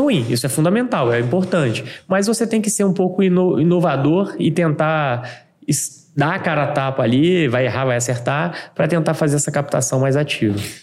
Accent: Vila Velha, Espírito Santo, Brazil; eu sou de Vila Velha

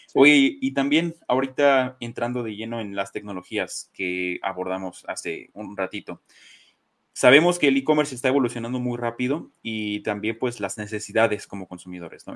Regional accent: Mexico; Soy mexicano, crecí con papás mexicanos

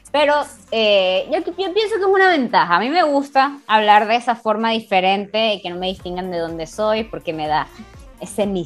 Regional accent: Venezuela; Claro, en comparación a otras zonas de Venezuela tenemos un acento muy neutro.

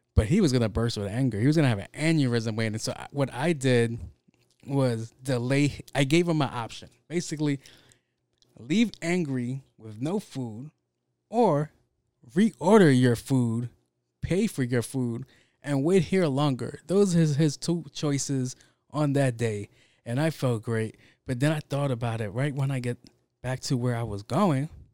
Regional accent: New York City, New York, United States; I grew up in Jamaica, Queens

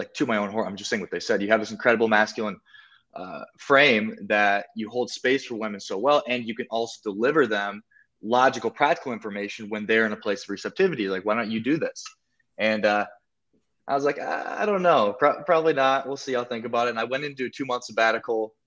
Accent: South Dakota, United States; moved away as an adult; also born or lived in Miami / Colombia; I'm from South Dakota, and in South Dakota, like, you don't show off

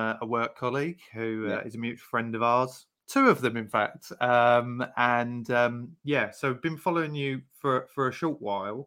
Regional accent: Essex, East of England, United Kingdom; now in Norwich, United Kingdom; we're originally from Essex.

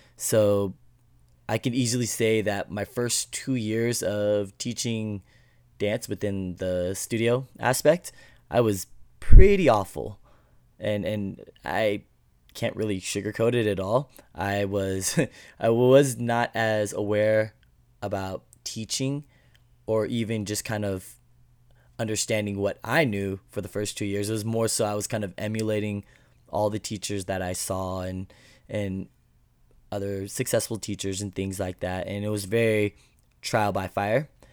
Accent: Alaska, United States; I grew up in Alaska, very, uh, small community

